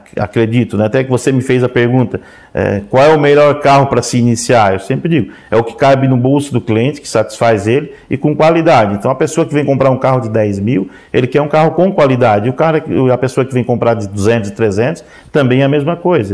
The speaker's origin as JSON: {"language": "Portuguese", "town": "Orleans", "region": "Santa Catarina", "country": "Brazil", "tie": "born or raised there", "said": "eu nasci na Serraria, que é o interior, dá uns 7 quilômetros aqui de, de Orleans"}